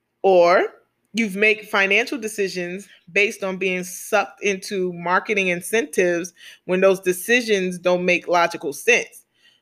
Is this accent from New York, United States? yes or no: yes; New York City, New York, United States; I'm from New York City. I come from the hood.